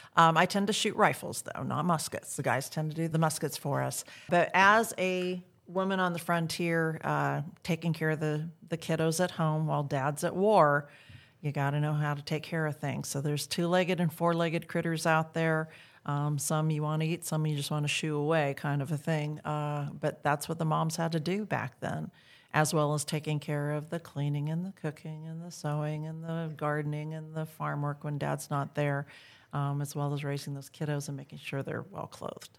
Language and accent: English; Iowa, United States; now in Texas, United States; I grew up in Iowa